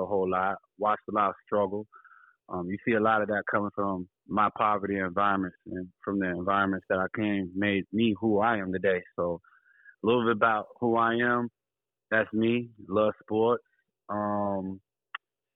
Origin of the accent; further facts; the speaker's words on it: Philadelphia, Pennsylvania, United States; now in Houston, United States; I'm residing in Houston, Texas, but I'm originally from Philadelphia, migrated to the DMV, shout out PG County, you know, MoCo